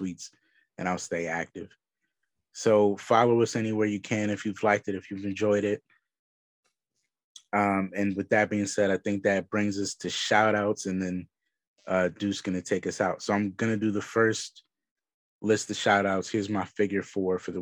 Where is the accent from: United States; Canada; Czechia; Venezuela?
United States; Philadelphia, Pennsylvania; I'm from Philly